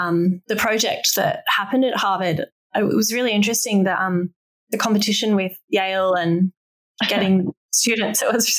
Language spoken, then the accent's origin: English; Australia; now in Hong Kong; I'm from Australia where voting is compulsory. When I first left, I couldn't believe it wasn't anywhere else in the world. But now I live in Hong Kong